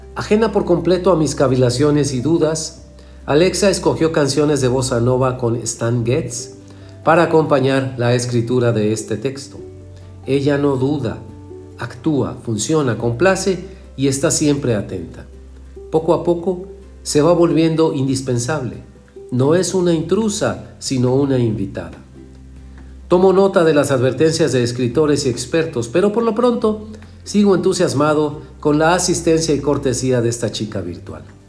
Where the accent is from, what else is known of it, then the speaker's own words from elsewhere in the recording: Mexico; en México la escuchamos muy normalita